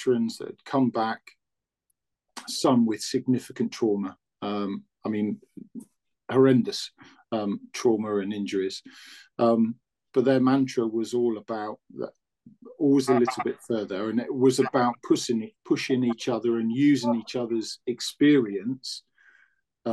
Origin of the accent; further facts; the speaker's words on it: Newbury, South East England, United Kingdom; moved away as an adult; also born or lived in West Yorkshire; I was from Newbury